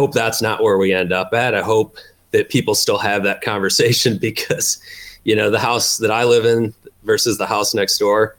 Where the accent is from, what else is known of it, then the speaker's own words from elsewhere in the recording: Midwest, United States; I grew up in the Midwest. So every Little League team that I ever played for, you know, was sponsored by a local insurance agent